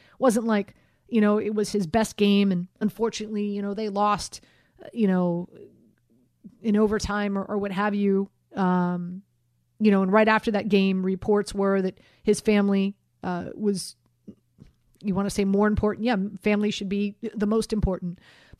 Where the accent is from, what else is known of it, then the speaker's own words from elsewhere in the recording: Miami, Florida, United States; And I'm not just saying this because I'm from Miami, because, you know, I don't have an allegiance to a team.